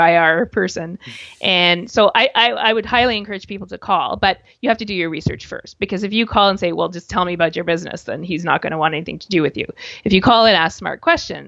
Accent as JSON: {"language": "English", "country": "Canada", "said": "being a Canadian"}